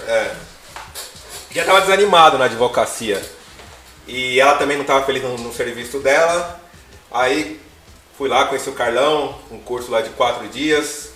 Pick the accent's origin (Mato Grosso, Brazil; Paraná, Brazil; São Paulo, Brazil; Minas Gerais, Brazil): São Paulo, Brazil; Zona Leste, near Salim Farah Maluf avenue; eu sou da Zona Leste, Salim Faramaluf